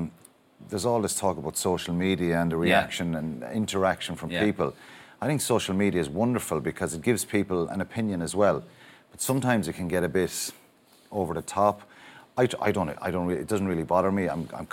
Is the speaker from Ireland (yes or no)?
yes; Tipperary, Munster, Ireland; I grew up in Tipperary